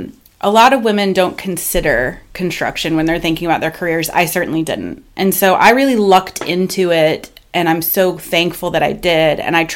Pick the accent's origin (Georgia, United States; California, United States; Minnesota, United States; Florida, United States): Florida, United States; moved away as an adult; I moved up to Alabama from South Florida when I was 21 in 2005 and didn't really have a plan.